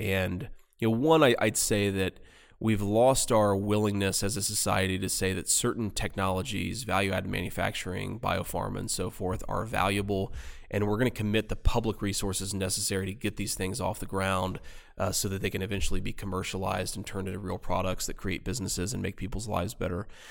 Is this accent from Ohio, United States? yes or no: yes; Middletown, Ohio, United States; my hometown, Middletown, Ohio